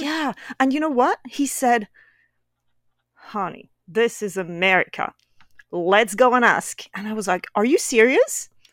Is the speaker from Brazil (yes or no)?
no; Brittany, France; English is a second language; moved away as an adult; also born or lived in Paris, France; now in Northern Virginia, United States; I'm originally from France, and more specifically, I come from the western part of France, which is called Brittany.